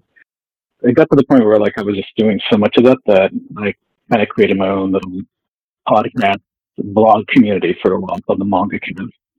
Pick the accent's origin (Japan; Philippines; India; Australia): Japan; now in United States; So I was raised virtually in Japan. I lived there as a really young child before my family moved back to California, and was there until I was in the 20s. Then we moved back to the States.